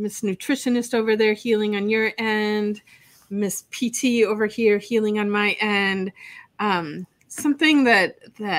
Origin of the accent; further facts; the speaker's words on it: Wisconsin, United States; moved away as an adult; now in Fort Lauderdale, United States; I'm living in Fort Lauderdale, but I'm from Wisconsin, and I've been down here since 1991